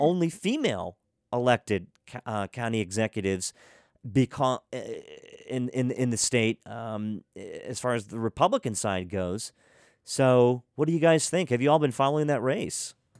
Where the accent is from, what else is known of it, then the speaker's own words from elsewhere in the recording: Western Maryland, United States; growing up in Western Maryland